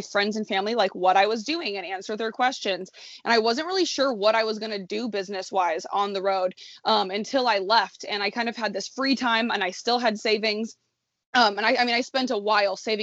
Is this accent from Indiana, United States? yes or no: yes; Indianapolis, Indiana, United States; moved away as an adult; also born or lived in Chicago, Illinois; I'm born and raised in Indianapolis, Indiana, and I went to college in Chicago.